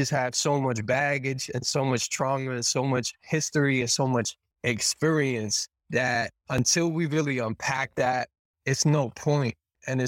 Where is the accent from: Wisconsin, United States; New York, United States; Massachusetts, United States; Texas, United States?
Massachusetts, United States; Boston; I grew up in Boston.